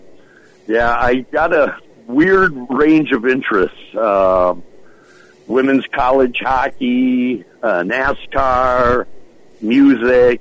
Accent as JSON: {"language": "English", "region": "Midwest", "country": "United States", "tie": "born or raised there", "said": "growing up in the Midwest"}